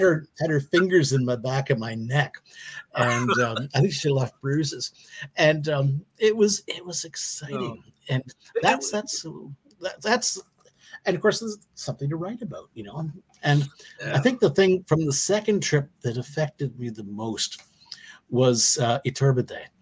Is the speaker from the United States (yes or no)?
no; Canada; I come from Canada